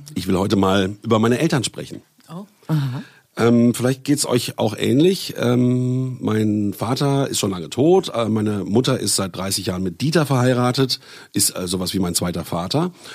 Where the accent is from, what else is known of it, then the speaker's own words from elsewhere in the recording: Bielefeld, North Rhine-Westphalia, Germany; now in Berlin, Germany; Ich komme ja ursprünglich aus Bielefeld